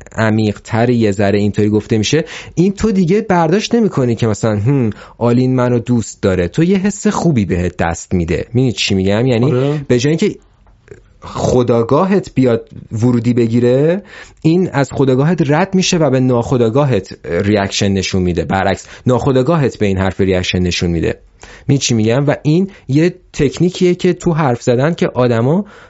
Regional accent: Iran; also born or lived in Malaysia; توی یه کلاس سه تا … بودیم ایرانی سه سه نفر ایرانی بودیم

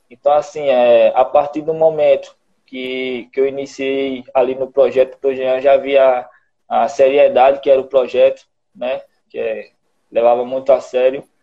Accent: Alagoas, Brazil; also born or lived in São Bernardo do Campo; É, não, sou nasci em São Bernardo do Campo, né? Mas vim muito novo para cá, da Alagoas. Acho que eu tinha uns 4, 5 anos. É, aí, mas nasci em São Paulo.

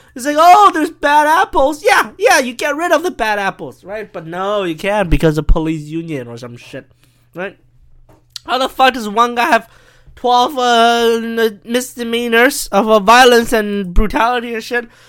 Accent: China; I'm from China

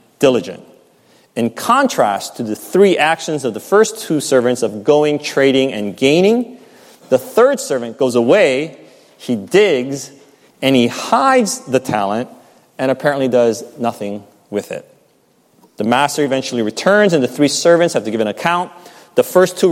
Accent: United States

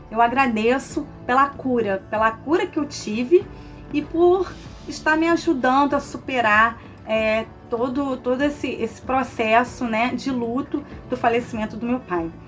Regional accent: Niterói, Rio de Janeiro, Brazil; sou de Niterói, estado do Rio de Janeiro.

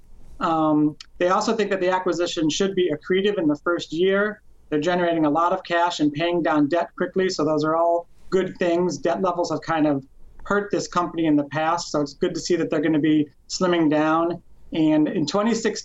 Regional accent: Cleveland, Ohio, United States; I'm actually from Cleveland

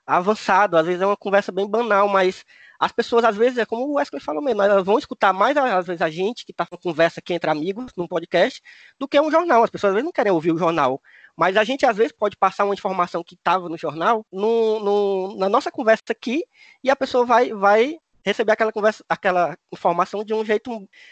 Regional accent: Cariri, Ceará, Brazil; accent: Cariri; o sotaque deles parece mesmo com o meu, né? Lá do Cariri

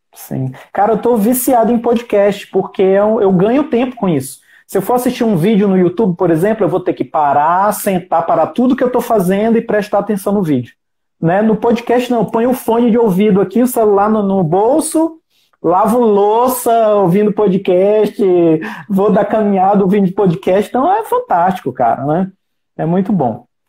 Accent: Ceará, Brazil; moved away; no Ceará, que eu sou cearense

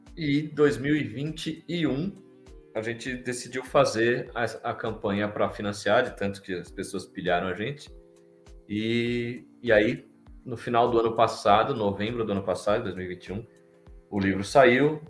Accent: São Paulo, Brazil; eu sou de São Paulo

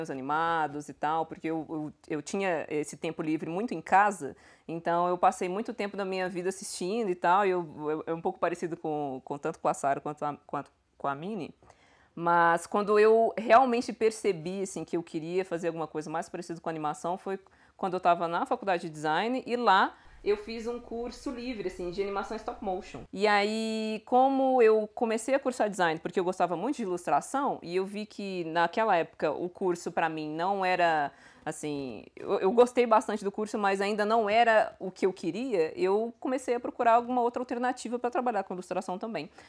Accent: Jandira, São Paulo, Brazil; now in Belo Horizonte, Brazil; que é uma cidade que fica na Grande São Paulo.

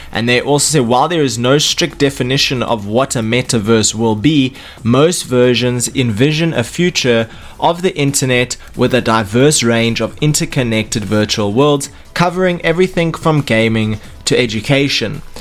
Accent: South Africa; we're coming from South Africa

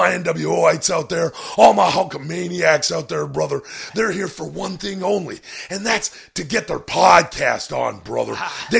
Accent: Tampa, Florida, United States; Man, he was a rival of mine back when I was growing up in Tampa, brother.

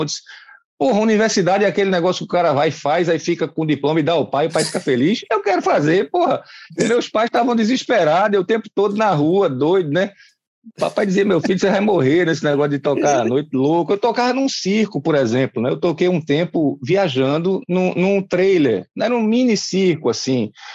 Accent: Recife, Pernambuco, Brazil; eu comecei gurizinho numa escola chamada Padre Donino, no bairro de Casa Forte, eu sou pernambucano

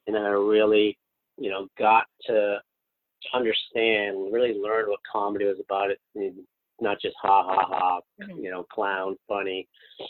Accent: New Hampshire, United States; also born or lived in South Korea; I grew up in a place that no one looked like me. I grew up in New Hampshire.

